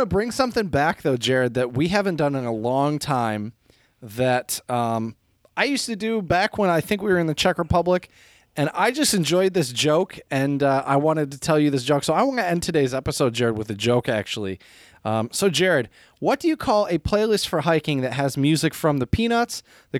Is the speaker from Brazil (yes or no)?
yes; Brazil; I'm from Brazil.